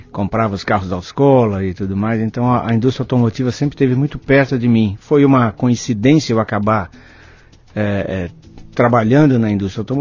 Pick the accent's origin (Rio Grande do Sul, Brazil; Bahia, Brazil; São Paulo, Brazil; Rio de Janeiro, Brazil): São Paulo, Brazil; São Bernardo do Campo; now in Belo Horizonte, Brazil; São Bernardo do Campo, ah. do lado da indústria automotiva.